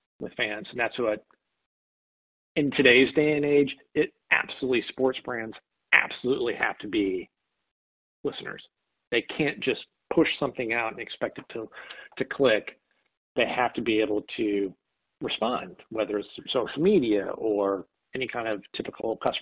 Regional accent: St. Louis, Missouri, United States; born and raised in St. Louis

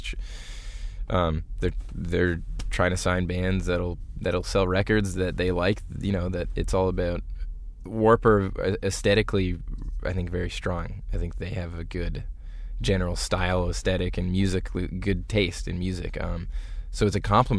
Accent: Midland, Ontario, Canada; growing up in Midland, Ontario in the 90s

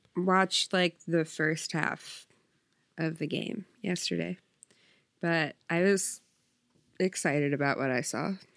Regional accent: New Jersey, United States; I'm from South Jersey.

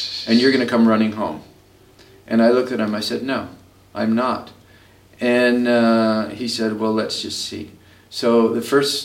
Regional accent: Southern California, United States; moved away as an adult; also born or lived in Philadelphia / India; I was from Southern California. I was raised on Mexican food

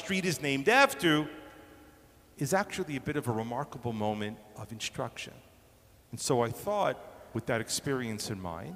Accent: New York, United States; now in Toronto, Canada; growing up in New York, I grew up in a place where streets were given numbers or letters

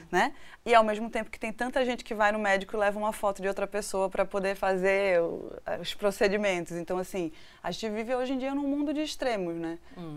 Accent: Northeast Region, Brazil; moved away; also born or lived in Recife; eu nasci no Nordeste

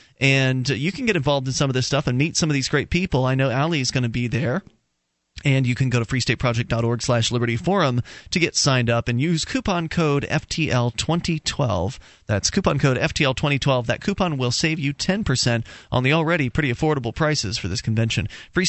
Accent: Florida, United States; And, of course, we're from Florida.

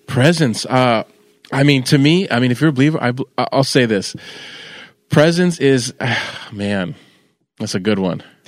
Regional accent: California, United States; moved away; also born or lived in Manassas, Virginia; I'm from California

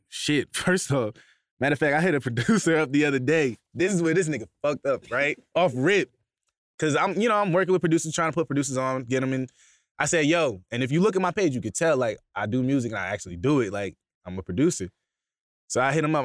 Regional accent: Bay Shore, New York, United States; originally I'm from Bayshore, New York, on, it's on, in Long Island

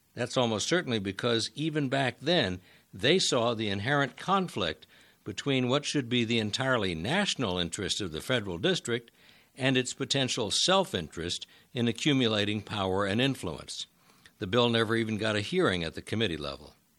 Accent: West Chester, Pennsylvania, United States; my hometown of Westchester, Pennsylvania

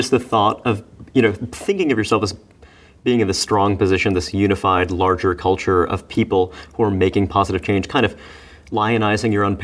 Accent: Brooklyn, New York, United States; growing up in Brooklyn in an environment where you have this community of Bohemians, most of whom were white, and then you have this community of blacks

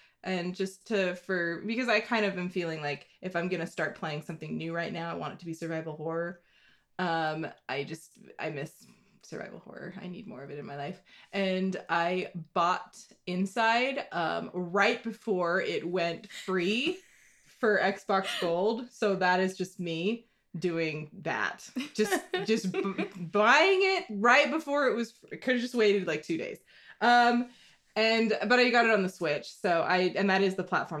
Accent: United States; we're American

